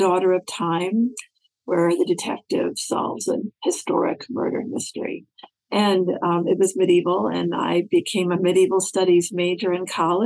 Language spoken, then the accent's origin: English; Takoma Park, Maryland, United States; also born or lived in Baltimore, Maryland; I grew up in Maryland. I grew up in Tacoma Park. I was born in Baltimore. But I grew up in Tacoma Park